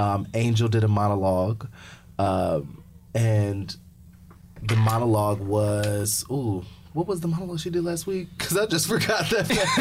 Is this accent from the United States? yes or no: yes; Fort Wayne, Indiana, United States; I'm from Fort Wayne, Indiana.